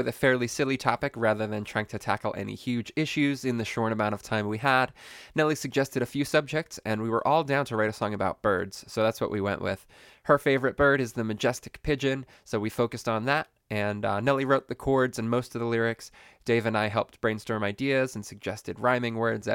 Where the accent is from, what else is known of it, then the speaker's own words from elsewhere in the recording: Bushkill, Pennsylvania, United States; I was born and raised in Bushkill